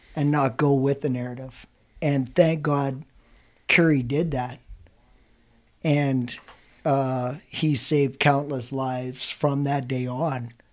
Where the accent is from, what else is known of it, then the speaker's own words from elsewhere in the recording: Scotland, United Kingdom; I'm Scottish